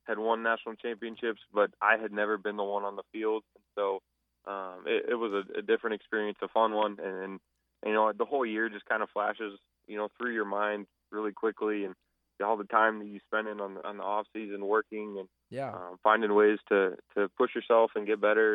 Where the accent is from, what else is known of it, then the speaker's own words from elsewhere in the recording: Omaha, Nebraska, United States; moved away as an adult; now in Fargo, United States; born and raised in Omaha